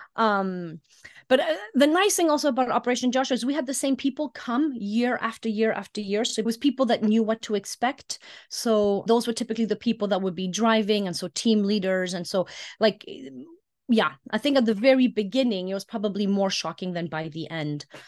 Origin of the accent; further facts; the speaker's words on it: Iceland; moved away as an adult; also born or lived in Greece; I was born and raised in Iceland, but my mom is French, my dad was English.